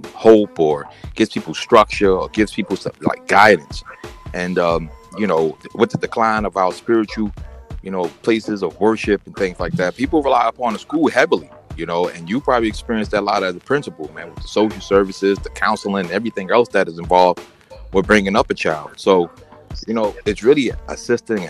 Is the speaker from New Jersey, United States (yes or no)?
yes; Jersey City, New Jersey, United States; I'm born and raised in Chilltown, Jersey City